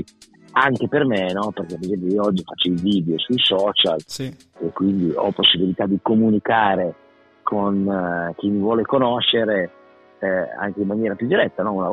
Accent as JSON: {"language": "Italian", "region": "Emilia-Romagna", "country": "Italy", "also_born_or_lived": "Riccione", "moved": "as an adult", "lives_now": "Bologna, Italy", "said": "sono romagnolo"}